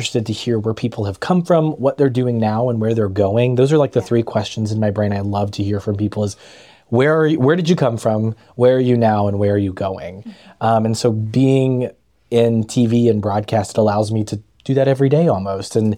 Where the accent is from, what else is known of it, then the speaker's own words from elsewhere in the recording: near Memphis, Tennessee, United States; moved away as an adult; also born or lived in Jackson, Tennessee; now in Chattanooga, United States; I grew up in Cairoville, Tennessee, right outside of Memphis